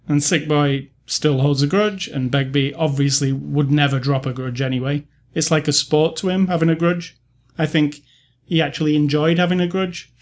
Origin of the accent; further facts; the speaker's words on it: United Kingdom; As a British person who, I have never really had a Scottish friend or lived in Scotland